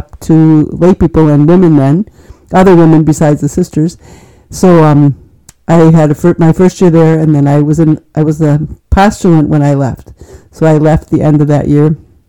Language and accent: English; Manitowoc, Wisconsin, United States; I grew up in Manitowoc, so I'm local, born and bred